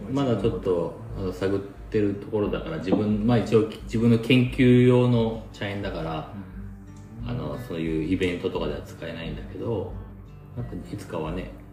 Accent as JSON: {"language": "Japanese", "town": "Nakatsugawa", "region": "Gifu", "country": "Japan", "tie": "born or raised there", "lives_now": "Ena, Japan", "said": "この長津川市で生まれて、うん、江那市に住んでて"}